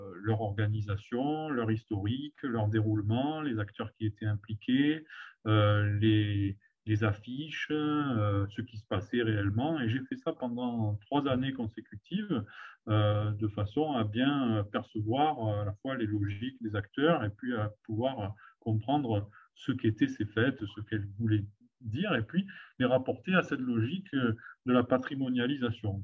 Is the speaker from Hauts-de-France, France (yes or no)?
no; Provence-Alpes-Côte d'Azur, France; je travaillais dans ma, dans ma région d'origine de manière progressive. J'ai commencé par travailler sur mon, ma propre famille, puis mon propre village